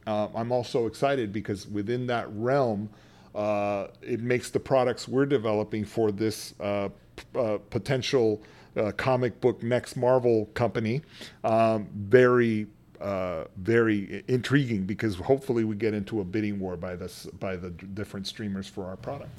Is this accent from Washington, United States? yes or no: no; San Antonio, Texas, United States; moved away as an adult; I grew up in San Antonio, Texas, on the west side, a poor kid